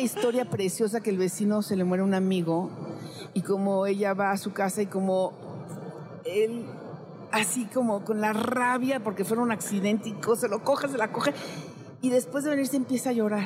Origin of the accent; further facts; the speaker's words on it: Mexico; como mexicana, chulanga